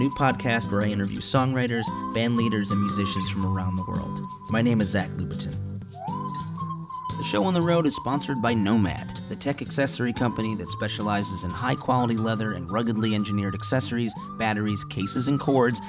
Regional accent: Chicago, Illinois, United States; now in Los Angeles, United States; my hometown of Chicago

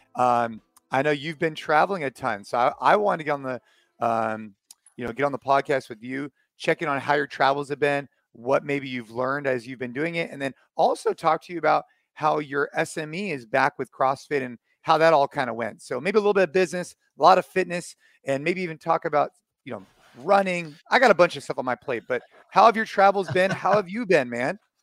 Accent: United States; here in the, in the, um, U S, actually, actually at my hometown

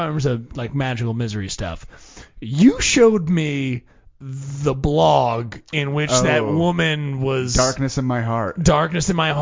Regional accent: Jersey Shore, New Jersey, United States; I grew up on the Jersey Shore

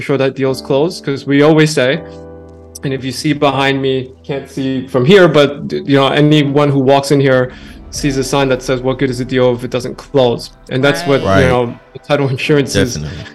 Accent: New York, United States; I'm born and raised in New York. I've been here all my life

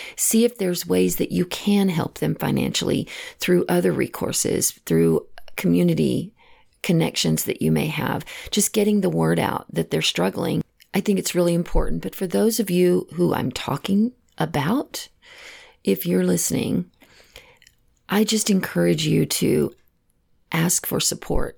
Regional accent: Texas, United States; moved away; I know I'm originally from Texas and all of my family still lives back

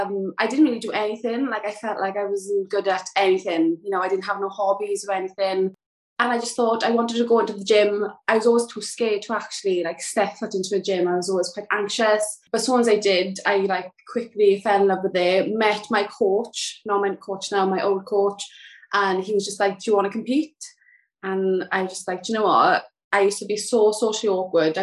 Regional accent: South Wales, United Kingdom; moved away as an adult; now in Kent, United Kingdom; I'm from South Wales, but I moved to Kent

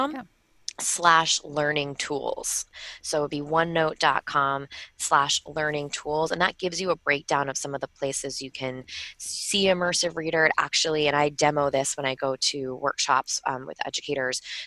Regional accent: Long Island, New York, United States; I'm from Long Island, so sometimes I get my vowels a little, you know, a little different

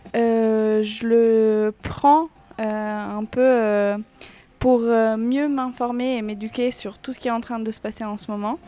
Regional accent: Lucca, Tuscany, Italy; now in France; Je viens de Toscane, c'est entre Florence et Pise, ça s'appelle Lucca

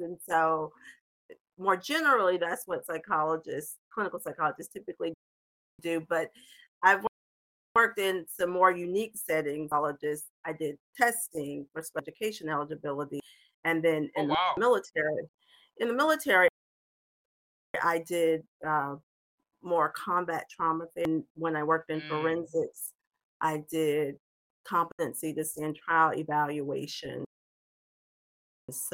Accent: Georgia, United States; moved away as an adult; I'm originally from Georgia, but I spent most of my adult life outside of the state of Georgia

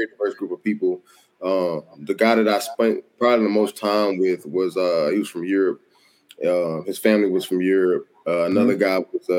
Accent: the South, United States; like, oh, I'm just from the South. You know, I'm not really up on a lot of stuff. I grew up poor

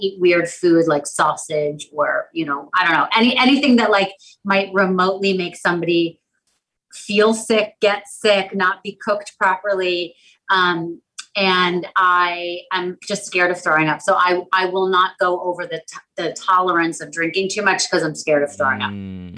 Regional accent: Anchorage, Alaska, United States; born there; I was born in Anchorage, Alaska, and I am currently living in between Palm Beach and New York City.

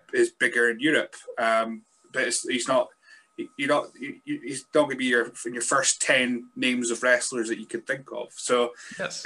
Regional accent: Scotland, United Kingdom; I'm a Scotsman

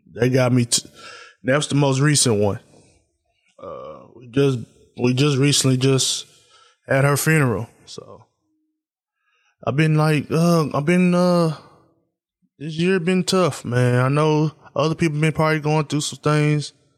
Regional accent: Tennessee, United States; I'm from Tennessee

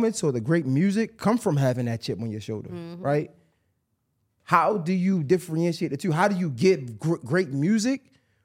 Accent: Baltimore, Maryland, United States; I come from Baltimore

